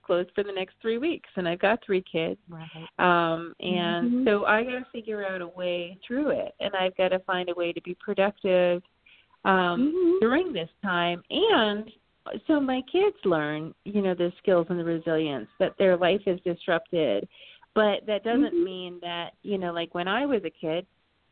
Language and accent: English; Vermont, United States; also born or lived in Canada; I grew up in Vermont, so there's something very symbolic about going through the mountains of my childhood and ending up in Canada, where I was born in Canada